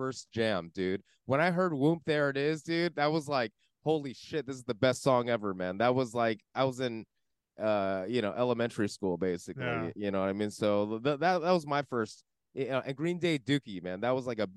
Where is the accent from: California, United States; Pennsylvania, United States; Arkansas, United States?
California, United States; West Covina; also born or lived in San Dimas, California; my hometown, West Covina